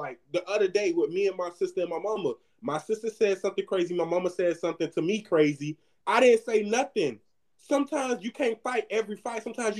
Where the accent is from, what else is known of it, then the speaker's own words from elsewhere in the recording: Miami, Florida, United States; I'm from Miami.